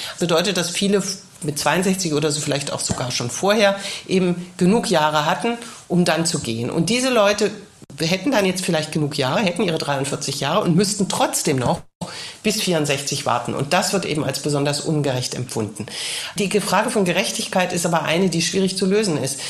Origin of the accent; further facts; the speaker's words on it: Germany; now in Paris, France; bei uns in Deutschland